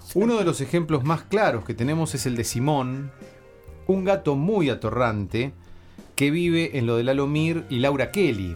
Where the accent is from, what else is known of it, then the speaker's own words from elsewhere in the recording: Necochea, Buenos Aires Province, Argentina; soy de Necochea, entonces en Necochea todos mis toda la gente que yo escuchaba en radio eran los que se escuchaban en AM